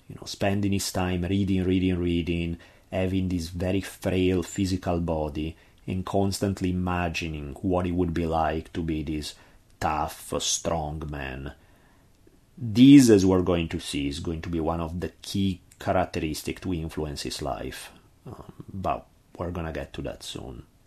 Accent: Italy; accent: heavy Italian; my heavy Italian accent

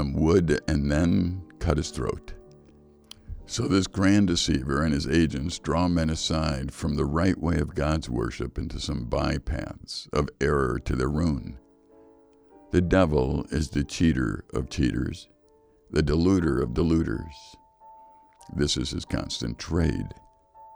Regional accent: Chicago, Illinois, United States; moved away; I grew up in Chicago

